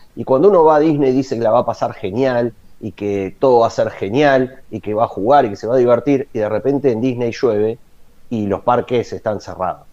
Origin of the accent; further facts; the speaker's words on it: La Plata, Buenos Aires Province, Argentina; moved away as an adult; now in Rishon LeZion, Israel; yo me fui de La Plata a Buenos Aires hace unos 20 años